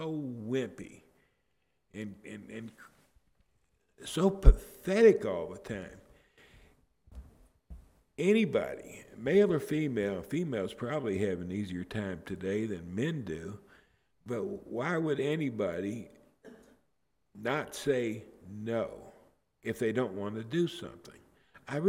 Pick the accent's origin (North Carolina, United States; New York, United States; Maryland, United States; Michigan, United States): Michigan, United States; Detroit; I grew up in Detroit